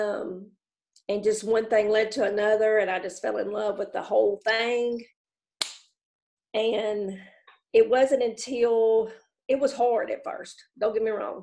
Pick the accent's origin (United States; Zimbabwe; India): United States; Jackson, Tennessee; now in Toone, United States; I was born and raised in Jackson, Tennessee, about 40 minutes